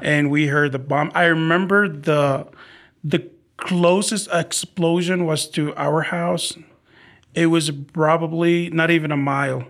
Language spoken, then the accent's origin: English; Baghdad, Baghdad Governorate, Iraq; English is a second language; also born or lived in Arizona; now in San Antonio, United States; in Iraq, we are from Baghdad.